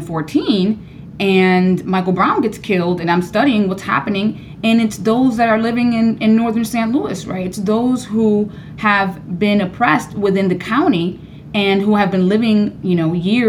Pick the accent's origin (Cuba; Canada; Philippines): Cuba; Havana; moved away; I too am Cuban, and I was born in Cuba and I was born in this neighborhood